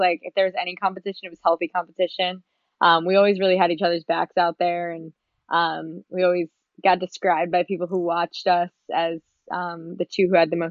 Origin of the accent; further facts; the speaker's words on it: Long Island, New York, United States; I grew up on Long Island in New York.